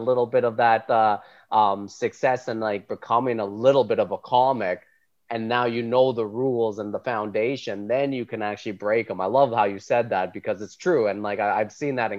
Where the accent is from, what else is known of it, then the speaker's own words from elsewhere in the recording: Calgary, Alberta, Canada; moved away as an adult; also born or lived in High River / Edmonton; now in Toronto, Canada; Like I grew up in Southern Alberta, so Calgary and High River was where I grew up